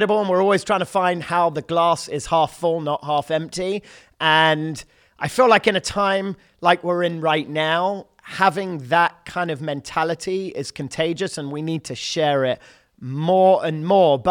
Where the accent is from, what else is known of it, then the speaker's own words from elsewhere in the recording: London, United Kingdom; moved away as an adult; now in Los Angeles, United States; I'm from London, born and raised, and I've been in L.A. 16 years